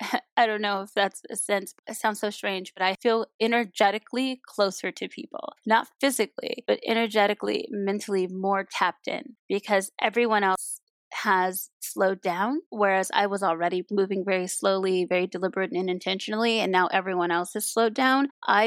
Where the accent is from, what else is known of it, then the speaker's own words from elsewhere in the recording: Compton, California, United States; Being born and raised in Los Angeles and growing up in Compton, there is no leisure in disconnecting to things that are happening on the ground you live on.